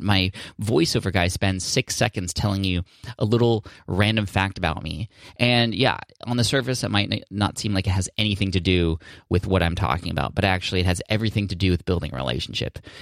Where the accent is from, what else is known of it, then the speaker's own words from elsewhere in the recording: San Diego, California, United States; I'm from San Diego